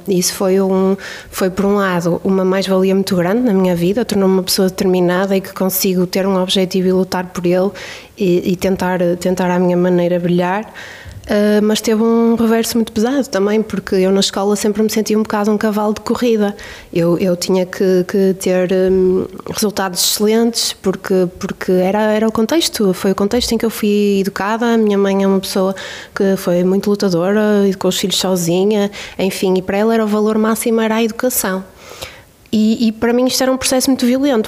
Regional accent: Bairrada, Centro, Portugal; Eu cresci numa, numa família, na Bairrada

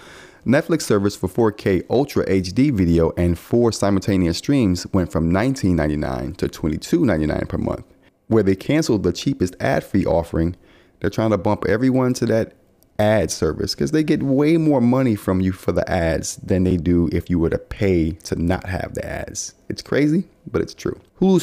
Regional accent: Louisiana, United States; I'm from Louisiana.

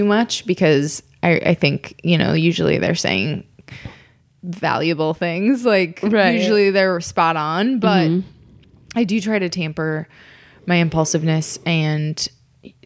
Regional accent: Minnesota, United States; moved away as an adult; also born or lived in Columbia, Missouri / St. Louis / Chicago; now in Los Angeles, United States; I grew up in Minnesota

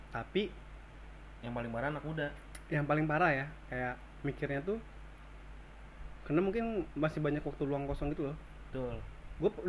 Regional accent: Bekasi, West Java, Indonesia; also born or lived in Jakarta; gue juga lahir di Jakarta tumbuh besar di Bekasi

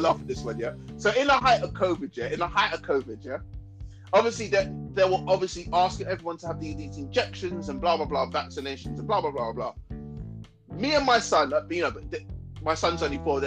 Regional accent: London, United Kingdom; I'm from London

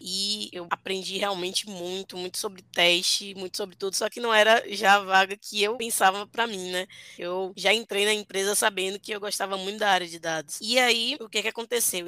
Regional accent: Bahia, Brazil; eu sou da Bahia, só estudava na Bahia, só trabalhava na Bahia

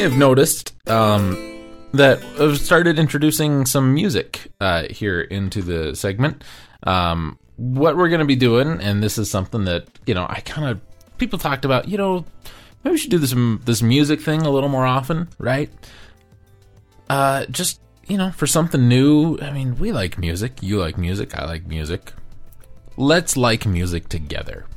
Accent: United States; I'm American. I don't even speak English. I talk American.

